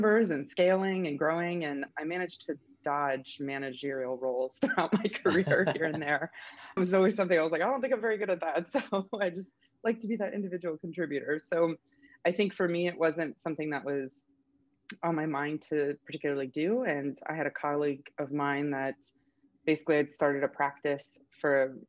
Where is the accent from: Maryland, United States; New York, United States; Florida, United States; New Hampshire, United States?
Florida, United States; I grew up in Florida